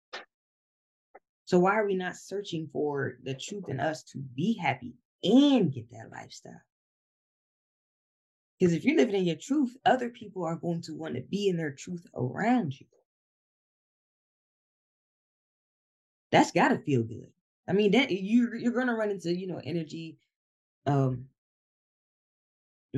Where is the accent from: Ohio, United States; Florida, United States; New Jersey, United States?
Ohio, United States; Columbus; moved away as an adult; now in Georgia, United States; I'm originally from Columbus, Ohio. So me buying this house down here in Georgia